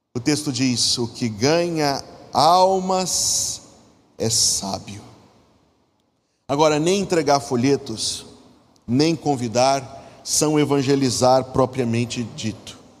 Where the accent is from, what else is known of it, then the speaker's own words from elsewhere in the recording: interior of Minas Gerais, Brazil; moved away; no interior de Minas Gerais, de onde eu vim.